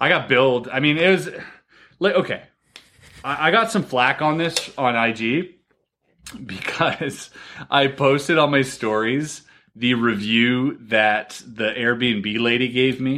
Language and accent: English; Canada; I'm Canadian.